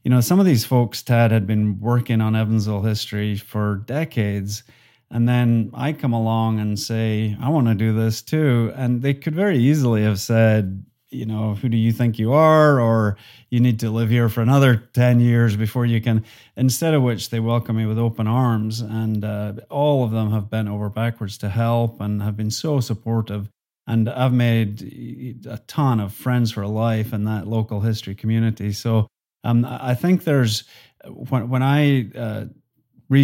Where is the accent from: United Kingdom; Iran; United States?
United Kingdom; Scotland; accent: Highland and Lowland Scottish; my accent is a mixture of Highland Scottish and Lowland Scottish, which ends up being pretty similar to a Northern Irish accent.